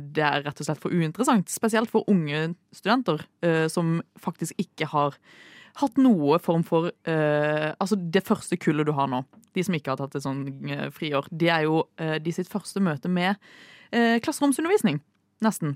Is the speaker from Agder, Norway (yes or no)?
yes; Kristiansand, Agder, Norway; moved away; Hun er jo fra Sørlandet. Ja. Det, det, er jeg også